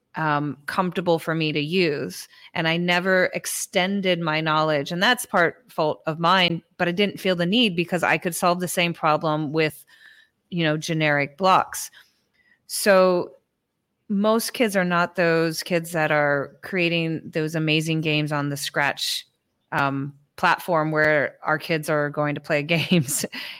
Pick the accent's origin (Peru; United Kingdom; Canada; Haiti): Peru; English is a second language; now in United States; I was teaching, you know, what I came from Peru. I did a lot of robotics with Lego Mindstorms.